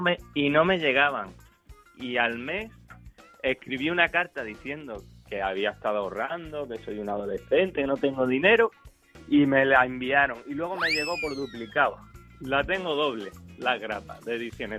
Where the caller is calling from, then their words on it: Melilla, Spain; te llamo desde Melilla.